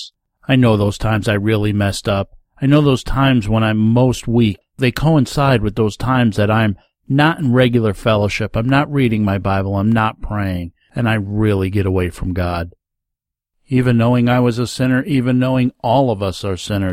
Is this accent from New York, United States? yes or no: yes; Rondout Valley, New York, United States; As a young man growing up in the Rondout Valley area of New York State, if you don't know where that is, it's down in the Catskill Mountain region